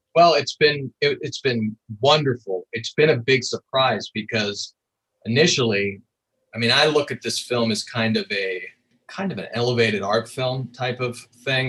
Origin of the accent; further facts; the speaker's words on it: Colorado, United States; I grew up in Colorado